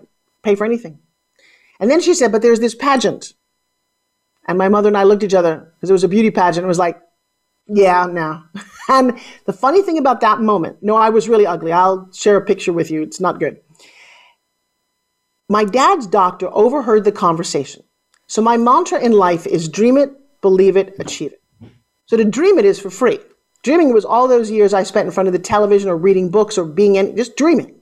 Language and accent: English; New York, United States; I come from New York